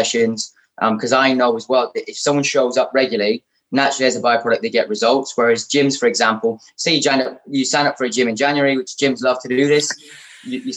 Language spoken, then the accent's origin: English; Shrewsbury, West Midlands, United Kingdom; moved away; also born or lived in London; I'm originally from Shrewsbury